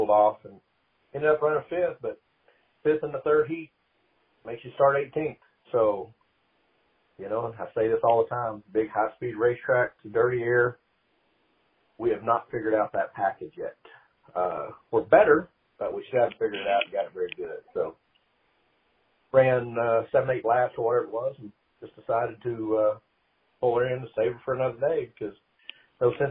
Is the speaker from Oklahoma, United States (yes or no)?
yes; Oklahoma City, Oklahoma, United States; growing up in Oklahoma City